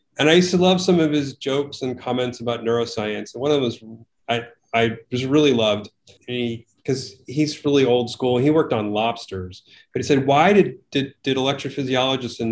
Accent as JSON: {"language": "English", "region": "Connecticut", "country": "United States", "tie": "born or raised there", "said": "I grew up in Connecticut, and my home was serviced by mostly nuclear power"}